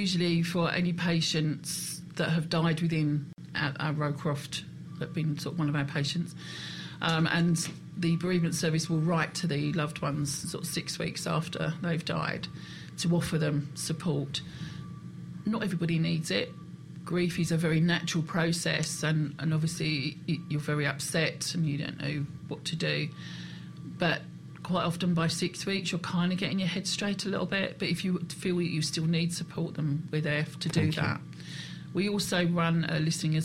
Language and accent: English; United Kingdom; We're British